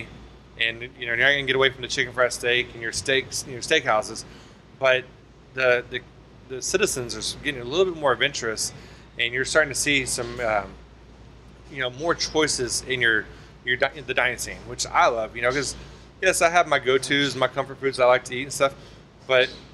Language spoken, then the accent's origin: English; Irving, Texas, United States; I grew up in Irving, Texas.